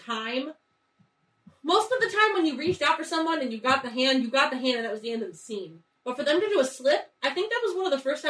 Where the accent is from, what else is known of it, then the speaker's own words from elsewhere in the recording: South Florida, United States; I grew up in South Florida